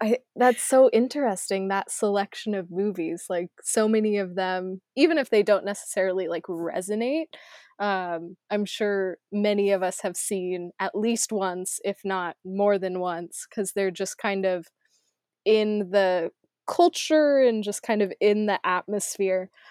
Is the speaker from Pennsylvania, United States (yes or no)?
no; Arizona, United States; born or raised there; moved away